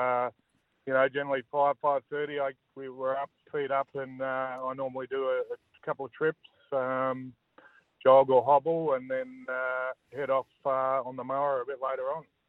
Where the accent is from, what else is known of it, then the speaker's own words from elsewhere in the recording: Tasmania, Australia; moved away; when I grew up in Tassie, I played a lot of cricket